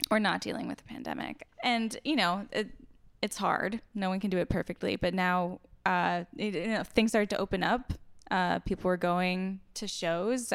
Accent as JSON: {"language": "English", "area": "Door County", "region": "Wisconsin", "country": "United States", "tie": "born or raised there", "said": "the Wall Street Journal just wrote about my hometown"}